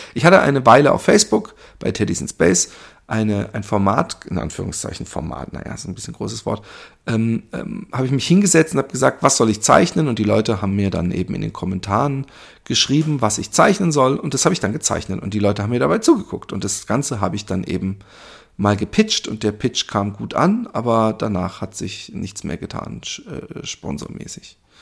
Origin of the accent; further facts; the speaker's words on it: Germany; ich bin ja Deutscher